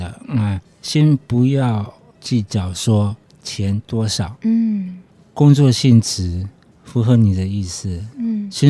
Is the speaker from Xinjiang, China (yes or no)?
no; Shanghai, China; 因为我们我们我们上海人常常讲过一句话，就是说你要起码。你要骑马找马，